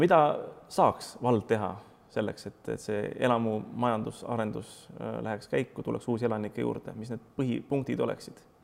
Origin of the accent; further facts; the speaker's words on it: Pärnu, Pärnu County, Estonia; mina olen Pärnust pärit